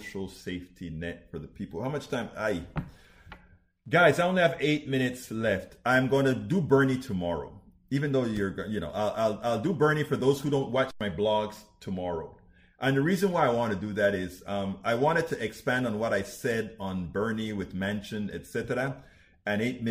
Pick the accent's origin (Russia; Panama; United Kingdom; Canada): Panama; that's where I'm from, that part of the world. I'm from Panama